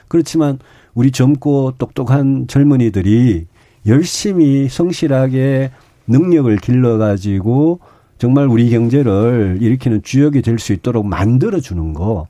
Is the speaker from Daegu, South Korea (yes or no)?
yes; Daegu, South Korea; 제가 대구 출신의 사성 국회의원 했는데